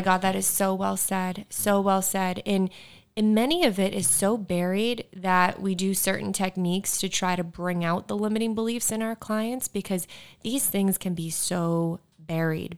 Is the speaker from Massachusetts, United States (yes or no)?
yes; Bedford, Massachusetts, United States; my hometown is in Bedford, Massachusetts